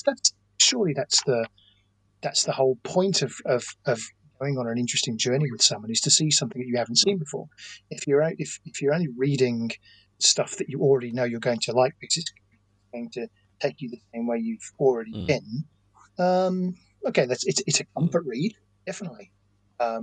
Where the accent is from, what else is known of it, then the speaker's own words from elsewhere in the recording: Australia; also born or lived in England; I was born in England, but raised in Australia from a very early age.